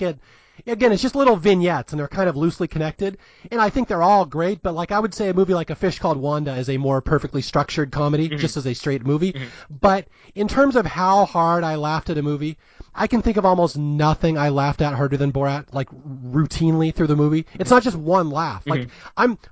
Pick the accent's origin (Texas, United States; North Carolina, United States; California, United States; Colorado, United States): California, United States; Southern; I'm from Southern California